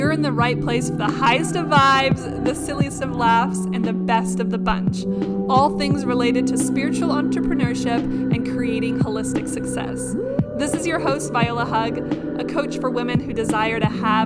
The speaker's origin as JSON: {"language": "English", "country": "Canada", "moved": "yes", "lives_now": "New Zealand", "said": "I'm Canadian and people say names a specific way in Canada"}